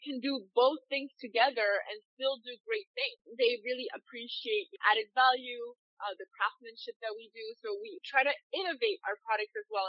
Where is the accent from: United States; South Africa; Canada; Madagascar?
Madagascar; I grew up in Madagascar, but my back, I'm multicultural